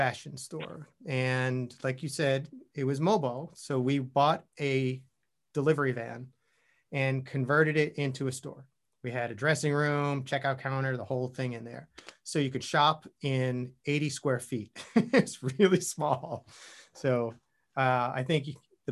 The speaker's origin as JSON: {"language": "English", "area": "Long Island", "region": "New York", "country": "United States", "tie": "born or raised there", "also_born_or_lived": "Queens, New York / Austin", "moved": "as an adult", "said": "I was born in Queens, grew up on Long Island, and then ended up living all over the city."}